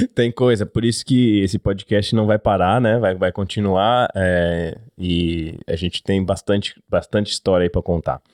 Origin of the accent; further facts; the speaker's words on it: São Paulo, Brazil; moved away as an adult; now in Australia; nascido e criado em São Paulo, Zona Norte.